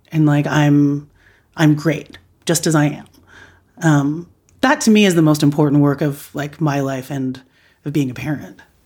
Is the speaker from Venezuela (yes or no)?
no; United States; I was raised by immigrants in America. I knew, like, I'm a first generation Filipino American